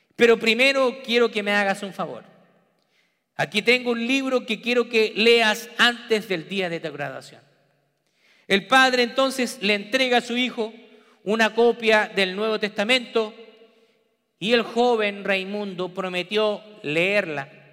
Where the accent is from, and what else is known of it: Peru; also born or lived in Memphis, Tennessee / Texas; now in United States